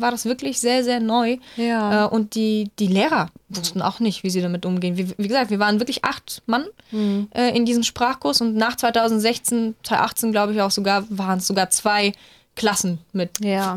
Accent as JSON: {"language": "German", "country": "Bulgaria", "tie": "born or raised there", "moved": "yes", "lives_now": "Germany", "said": "Ich komme aus Bulgarien"}